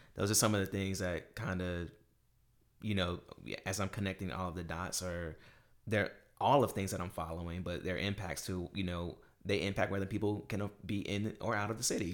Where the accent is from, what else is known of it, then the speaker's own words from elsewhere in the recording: Durham, North Carolina, United States; moved away; we grew up in Durham, North Carolina